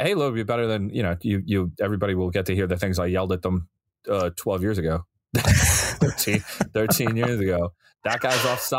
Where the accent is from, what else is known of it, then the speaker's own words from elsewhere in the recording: Massachusetts, United States; I'm from Massachusetts.